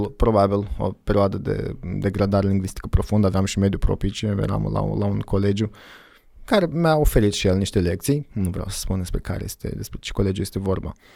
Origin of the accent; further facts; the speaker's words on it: Moldova; also born or lived in Iași, Romania / United States; m-am întors în Moldova